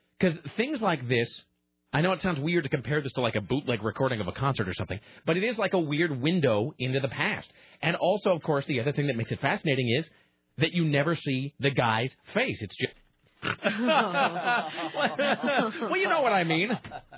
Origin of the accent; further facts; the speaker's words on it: United States; As an American.